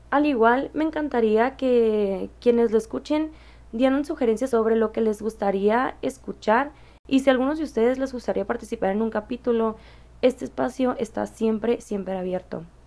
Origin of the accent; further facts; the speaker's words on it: Mexicali, Baja California, Mexico; soy de Mexicali, Baja California